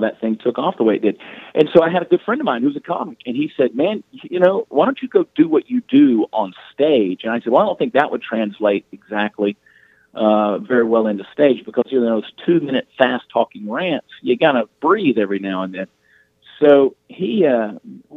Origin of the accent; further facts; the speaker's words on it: Georgia, United States; moved away as an adult; now in Texas, United States; I've been in Texas for the last 20 years, but I grew up in the state of Georgia